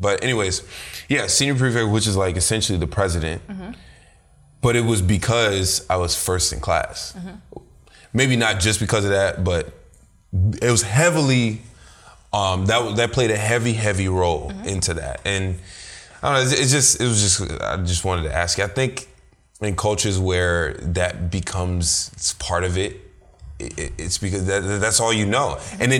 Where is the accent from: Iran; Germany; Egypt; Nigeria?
Nigeria; Do you think it has to do with being our culture, Nigerian, being Nigerian? Because our culture is very heavy on academic achievement.